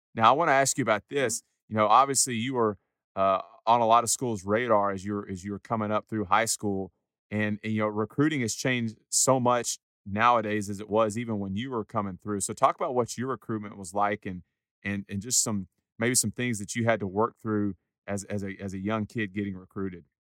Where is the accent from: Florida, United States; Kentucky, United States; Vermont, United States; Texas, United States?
Texas, United States; Huntsville; growing up in Huntsville